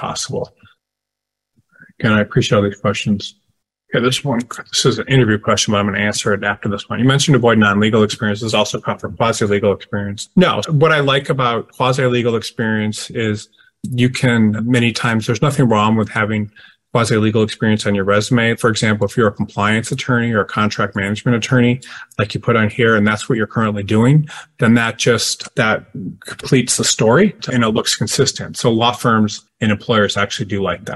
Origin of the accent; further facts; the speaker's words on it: Detroit, Michigan, United States; I'm from Detroit